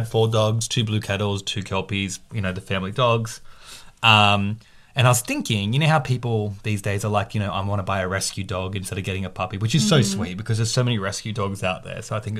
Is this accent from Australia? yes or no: yes; Australia; I was born in Australia. I don't even look Asian. I look like everything.